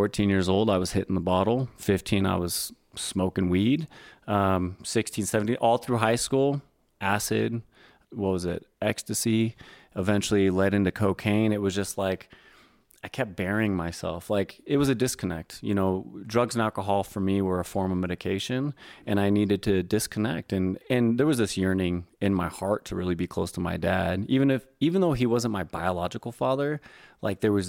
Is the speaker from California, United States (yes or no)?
yes; Northern California, United States; I grew up in Northern California